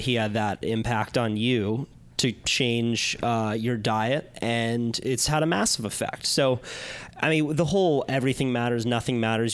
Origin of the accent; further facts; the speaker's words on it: Santa Cruz, California, United States; growing up in Santa Cruz, like I was, I was a beach kid